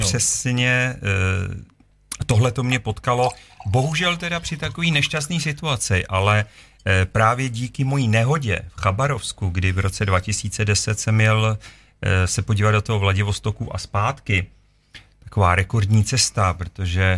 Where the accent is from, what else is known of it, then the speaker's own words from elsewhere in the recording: Czechia; jsme z České republiky